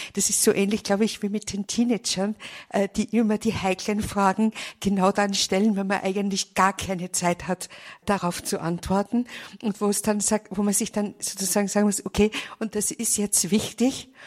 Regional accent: Vienna, Austria; now in Munich, Germany; Ich bin eigentlich auch eine Wienerin. Allerdings lebe ich zurzeit in München

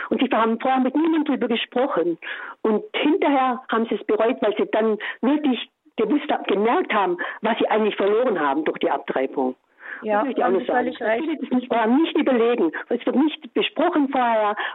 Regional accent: Rottenburg am Neckar, Baden-Württemberg, Germany; moved away; Und da fahre ich halt dieses Jahr hin nach Rotenburg am Neckar, wo ich herkomme.

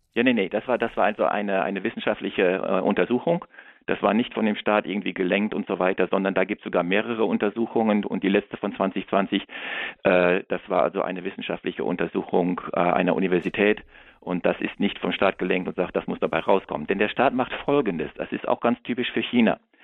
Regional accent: Germany; als Deutscher

